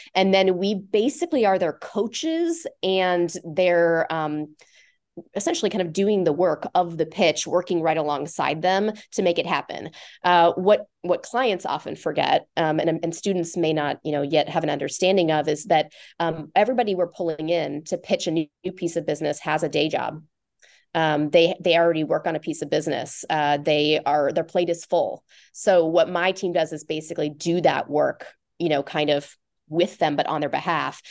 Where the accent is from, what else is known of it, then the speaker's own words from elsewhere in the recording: Omaha, Nebraska, United States; moved away as an adult; also born or lived in Lincoln, Nebraska; now in Chicago, United States; I grew up in Omaha